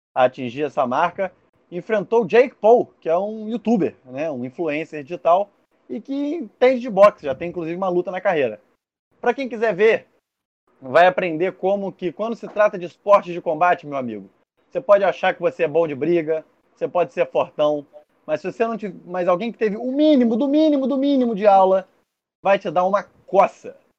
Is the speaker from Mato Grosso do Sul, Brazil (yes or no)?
no; Barra Mansa, Rio de Janeiro, Brazil; Eu, como sou de Barra Mansa